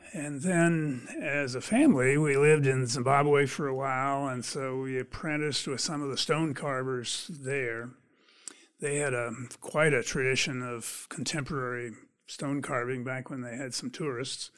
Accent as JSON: {"language": "English", "region": "Pennsylvania", "country": "United States", "tie": "born or raised there", "also_born_or_lived": "Indiana / California / Nigeria", "moved": "as an adult", "lives_now": "Michigan, United States", "said": "I grew up in Pennsylvania."}